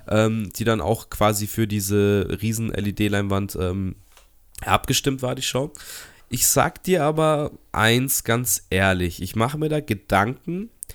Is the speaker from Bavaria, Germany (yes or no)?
yes; Munich, Bavaria, Germany; als Münchner